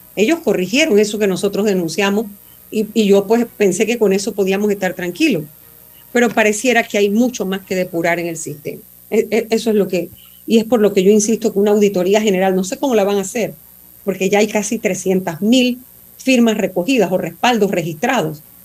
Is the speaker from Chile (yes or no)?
no; Panama; como ciudadana panameña